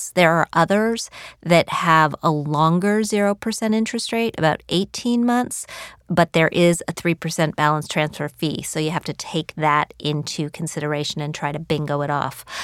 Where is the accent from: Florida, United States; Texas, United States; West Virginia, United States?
West Virginia, United States; moved away; I come from West Virginia.